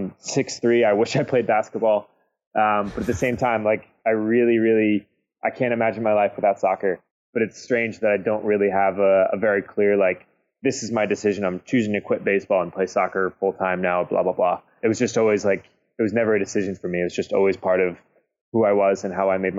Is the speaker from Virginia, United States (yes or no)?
yes; Virginia, United States; born there; also born or lived in Kentucky / Indianola, Iowa / Baltimore, Maryland / Columbus, Ohio; I was born in Virginia, but moved to Kentucky, moved to Iowa, Indianola, Iowa, which is just outside Des Moines, like tiny town. And then we moved to Baltimore, Maryland from there, and then to Columbus, Ohio.